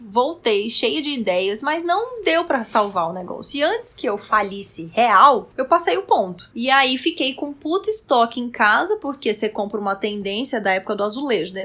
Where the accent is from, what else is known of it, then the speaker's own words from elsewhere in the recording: Roraima, Brazil; moved away as an adult; now in São Paulo, Brazil; eu sou de Roraima. E eu vim fazer faculdade em São Paulo